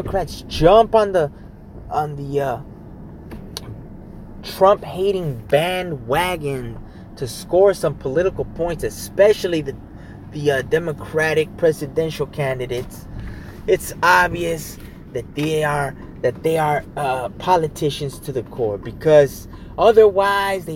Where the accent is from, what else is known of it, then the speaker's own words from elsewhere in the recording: United States; I'm still American to the core